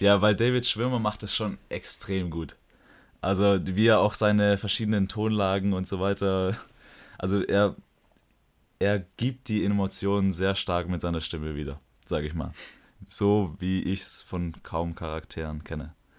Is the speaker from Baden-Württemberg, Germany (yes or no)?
yes; Metzingen, Baden-Württemberg, Germany; komme ich aus Metzing, wie der Herr schon gesagt hat. Hier bin ich aufgewachsen